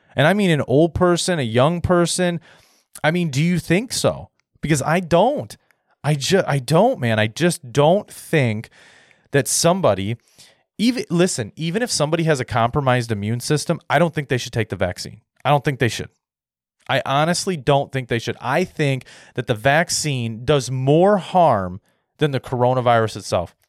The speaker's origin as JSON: {"language": "English", "country": "United States", "said": "I'm an American"}